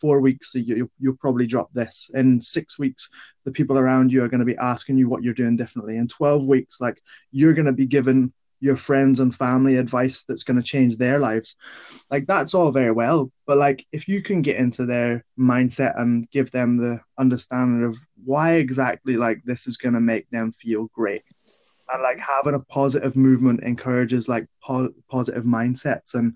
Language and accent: English; Ballymena, Northern Ireland, United Kingdom; I'm from Northern Ireland, Ballymena.